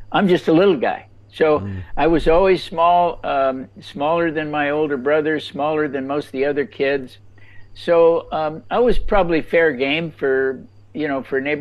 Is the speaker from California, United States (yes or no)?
yes; Los Angeles, California, United States; now in North Carolina, United States; I grew up actually in Los Angeles